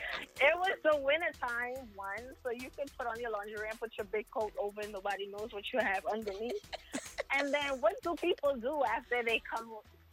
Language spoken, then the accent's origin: English; Jersey City, New Jersey, United States; Yeah, I'm from Jersey City.